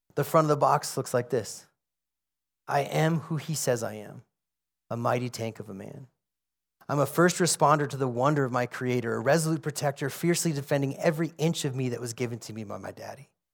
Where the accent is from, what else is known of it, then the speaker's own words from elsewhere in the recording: United States; I'm an American